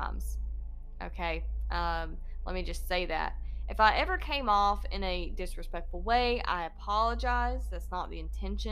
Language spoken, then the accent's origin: English; Georgia, United States; accent: Georgia accent; I am from Georgia. This accent that you hear is not fake.